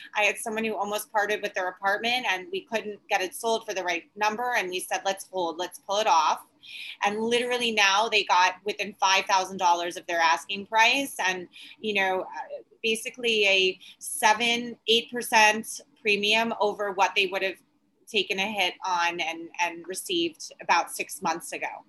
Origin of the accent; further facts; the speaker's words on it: Long Island, New York, United States; now in New York City, United States; I grew up in Long Island